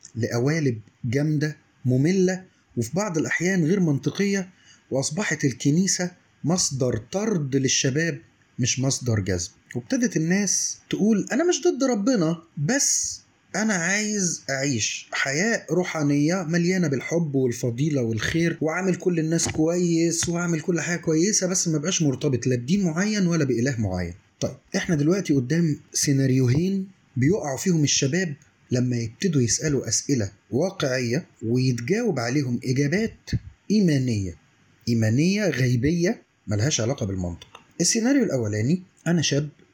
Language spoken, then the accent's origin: Arabic; Egypt; واحنا كشعب مصري